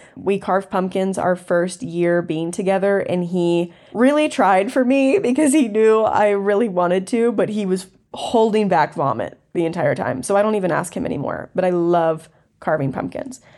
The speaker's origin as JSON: {"language": "English", "region": "the South", "country": "United States", "tie": "born or raised there", "said": "I grew up in the South, and I grew up in a super country area"}